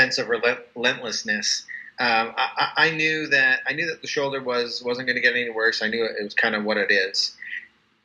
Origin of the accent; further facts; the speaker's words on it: Calgary, Alberta, Canada; now in Utah, United States; I'm originally from Calgary, Alberta, Canada.